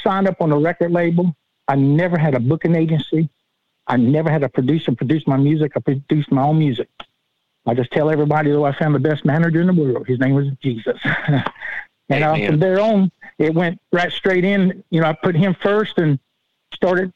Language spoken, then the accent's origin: English; Charleston, South Carolina, United States; moved away as an adult; now in Swainsboro, United States; I'm originally from Charleston, South Carolina. I'm living here now in Swainsboro, Georgia.